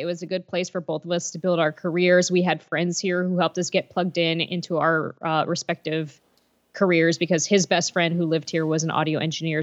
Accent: Lancaster, Pennsylvania, United States; moved away as an adult; also born or lived in Allentown, Pennsylvania / Bethlehem, Pennsylvania; now in Nashville, United States; I grew up in Lancaster, Pennsylvania. Uh, in Amish country

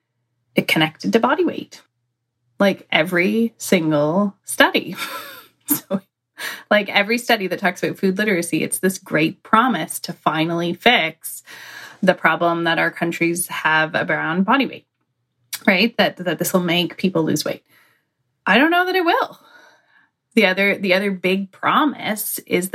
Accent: Canada; being Canadian

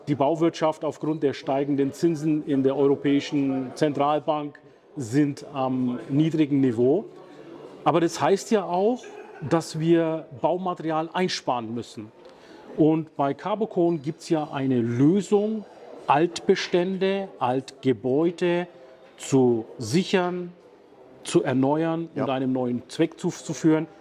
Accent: Bayreuth, Bavaria, Germany; der Stadt, wo ich herkomme

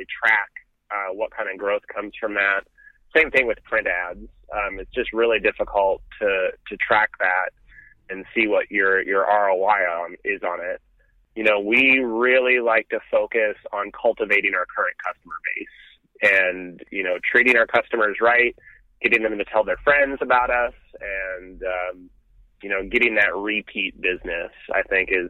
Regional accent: Montana, United States; moved away as an adult; also born or lived in Phoenix, Arizona; now in Austin, United States; I grew up in Montana

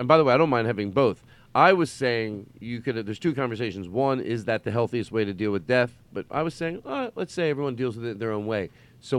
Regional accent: Philadelphia, Pennsylvania, United States; I grew up in Philadelphia.

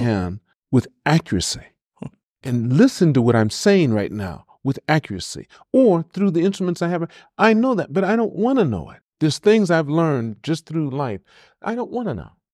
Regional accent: Los Angeles, California, United States; Born and raised in L A at White Memorial Hospital, downtown L

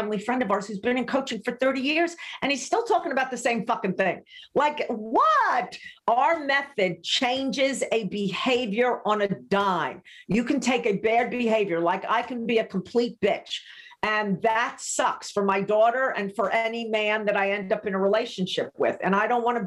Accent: New York, United States; also born or lived in Laguna Beach, California; I'm a New Yorker through and through.

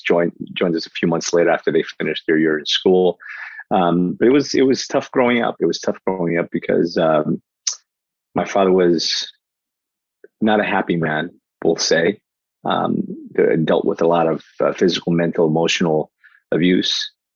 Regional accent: Newark, New Jersey, United States; born or raised there; also born or lived in Portugal

